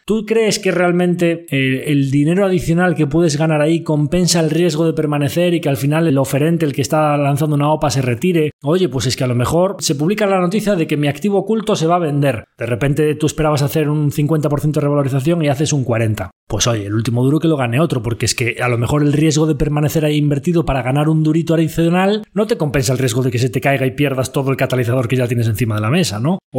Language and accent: Spanish; Galicia, Spain; Una buena idea, como buen gallego, pues depende.